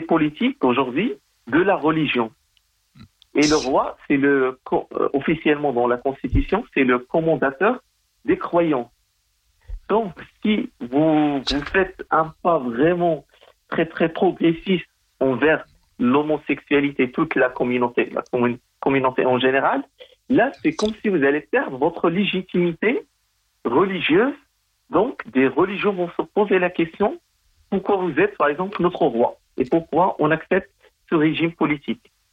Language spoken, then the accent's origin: French; Morocco; c'est mon pays natal